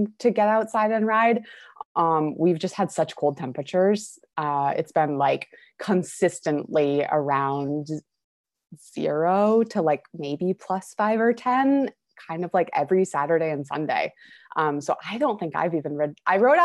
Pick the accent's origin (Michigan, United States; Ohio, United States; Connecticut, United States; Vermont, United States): Vermont, United States; I grew up here and, you know, spent my childhood, playing and riding on dirt roads